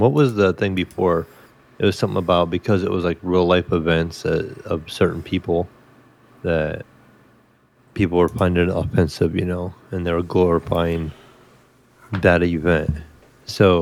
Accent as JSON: {"language": "English", "country": "United States", "said": "us as Americans"}